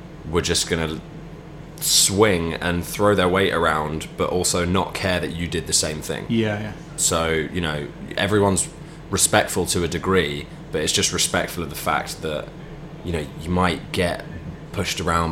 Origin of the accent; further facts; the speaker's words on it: Chesham, South East England, United Kingdom; I grew up in Chesham